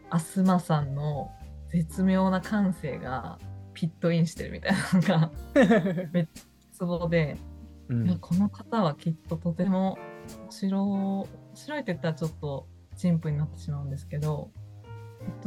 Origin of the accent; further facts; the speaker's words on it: Shizuoka, Japan; まあ、私も実は静岡出身なので、